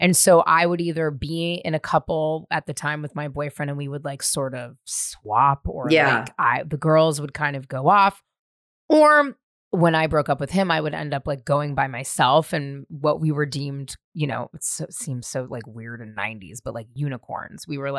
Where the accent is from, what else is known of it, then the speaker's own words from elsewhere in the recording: San Francisco, California, United States; also born or lived in Marin; Well, I grew up first in the Marina, and then we moved to Marin, but I went to school in the Marina. But like, I was a ragtag ragamuffin child running all over San Francisco my whole life.